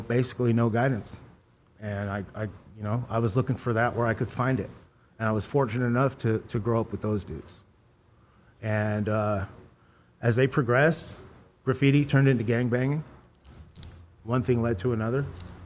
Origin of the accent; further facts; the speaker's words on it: Los Angeles, California, United States; I grew up in North Hollywood. I grew up in the San Fernando Valley